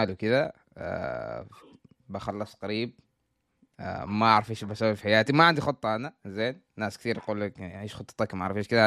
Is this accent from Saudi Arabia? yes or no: no; Al Haffa, Dhofar, Oman; born there; now in Awqad, Oman; انا مولود في الحافه بس ساكن في عوقد